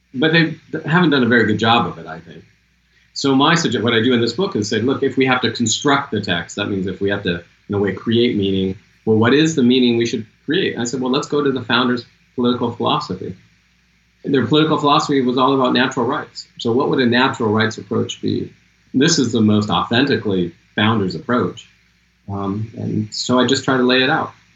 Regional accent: Seattle, Washington, United States; I'm from Seattle

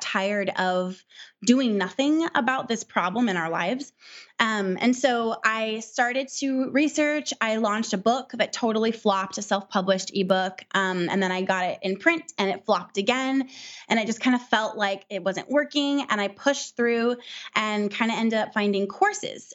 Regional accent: Southern California, United States; also born or lived in Midwest; we're from Southern California, so it's really, really expensive here

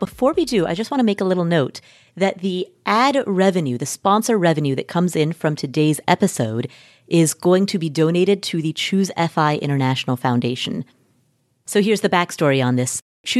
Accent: Kathmandu, Bagmati, Nepal; As many of you know, I am from Nepal. I was born in Kathmandu, Nepal. Both of my parents are Nepalese

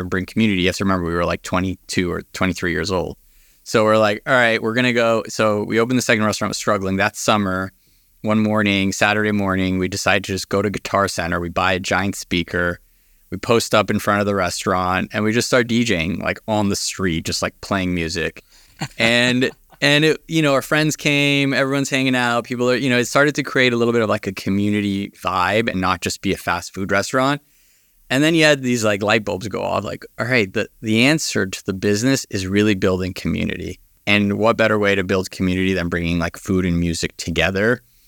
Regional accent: Los Angeles, California, United States; I grew up here in Los Angeles

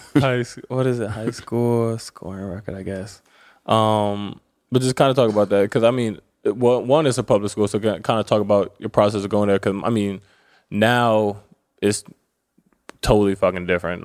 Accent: Maryland to DC area, United States; we're from the Maryland to D C area

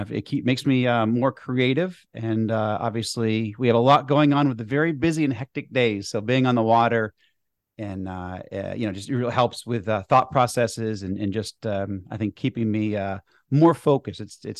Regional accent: outside of Boston, Massachusetts, United States; I grew up skiing. I grew up in the Northeast outside of Boston. So I picked up skiing and ski out west almost every year now.

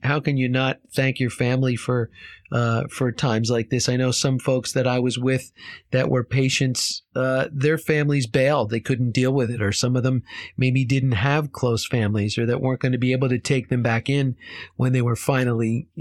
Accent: Short Hills, New Jersey, United States; I grew up in Short Hills

